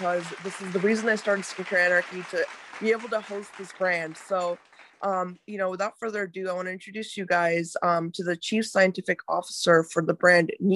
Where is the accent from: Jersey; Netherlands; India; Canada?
India; I'm from India as well.